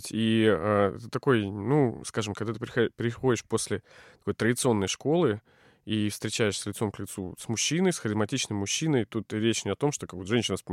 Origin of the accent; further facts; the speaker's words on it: Novosibirsk, Novosibirsk Oblast, Russia; Я, более того, из Академгородка. Я родился прямо вот в лесу